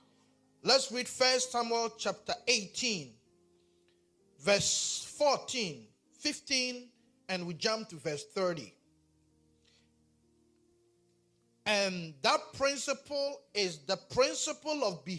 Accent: Ghana; accent: Ghanaian; my Ghanaian accent

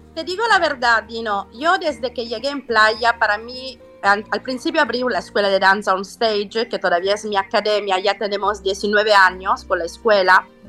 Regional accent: Salento, Apulia, Italy; Spanish is a second language; now in Mexico; yo sono salentina

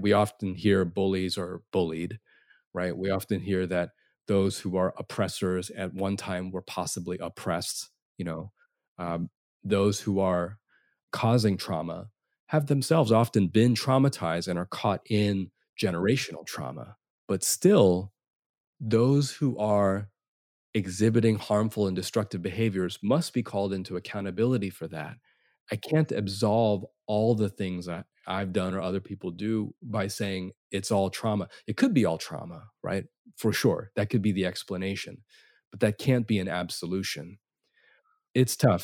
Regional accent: United States; Asian Americans

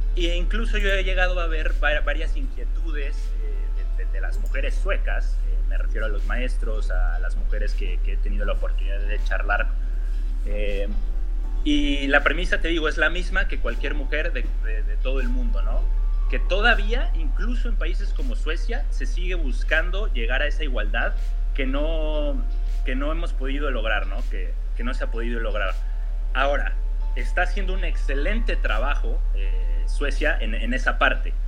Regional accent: Mexico; moved away as an adult; now in Sweden; mi país

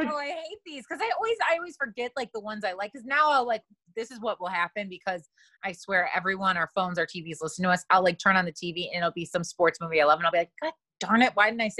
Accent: Chicago, Illinois, United States; born or raised there; moved away as an adult

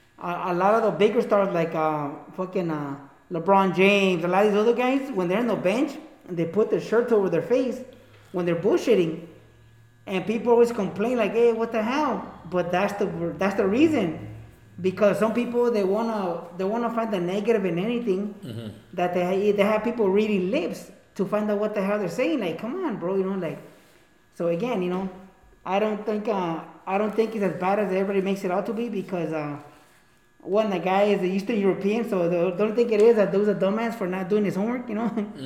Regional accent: Mexico; I grew up in Mexico my crucial years. That made me a paisa, you know.

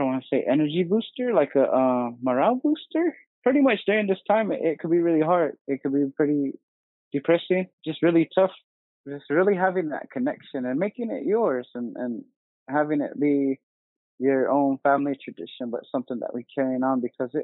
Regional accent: Vaaki, Gila River Indian Community, Arizona, United States; I'm from here from Vaaki, here in the Gila River Indian community

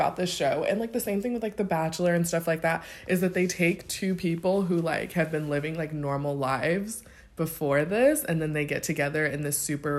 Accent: United States; Like, I know I'm from America

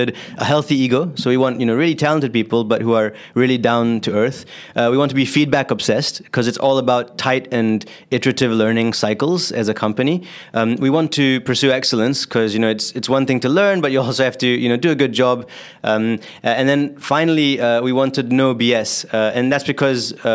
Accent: Singapore; moved away as an adult; also born or lived in California; I grew up in Singapore, actually, and so I had to serve 2 years of military service after high school

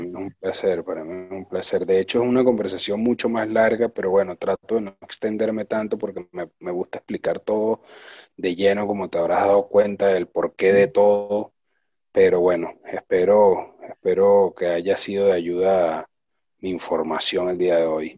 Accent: Venezuela; now in Buenos Aires, Argentina; yo soy un venezolano haciendo un producto casi argentino acá en Buenos Aires

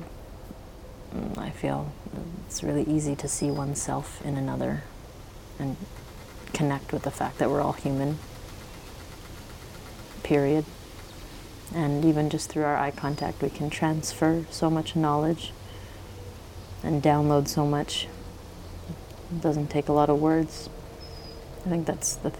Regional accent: Vancouver, British Columbia, Canada; I grew up in Vancouver

